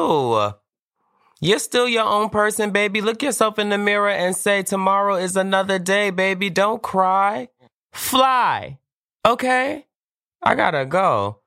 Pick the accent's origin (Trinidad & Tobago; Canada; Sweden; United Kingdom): Trinidad & Tobago; I'm also Trinidadian.